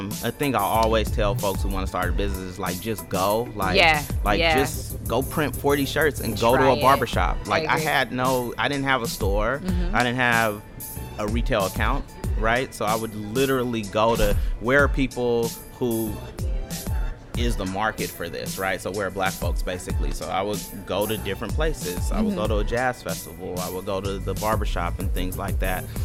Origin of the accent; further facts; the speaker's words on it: the Bay Area, California, United States; I'm from the Bay